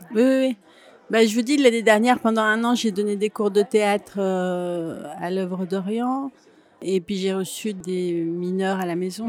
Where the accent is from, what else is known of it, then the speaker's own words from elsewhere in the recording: Grenoble, Auvergne-Rhône-Alpes, France; je viens de Grenoble et j'ai une mère qui cuisinait beaucoup